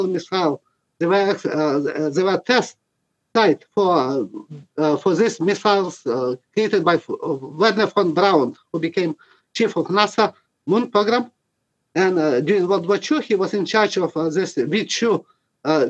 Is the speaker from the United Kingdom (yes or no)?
no; Western Ukraine, Ukraine; moved away as an adult; now in Canada; I was born in Western Ukraine.